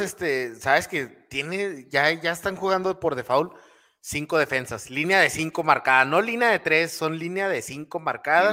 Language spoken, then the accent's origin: Spanish; Mexico; estamos acostumbrados en México